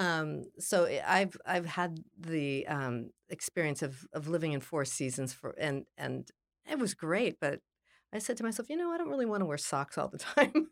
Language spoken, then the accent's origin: English; Los Angeles, California, United States; also born or lived in New York City; I was born in Los Angeles, and ironically, in the San Fernando Valley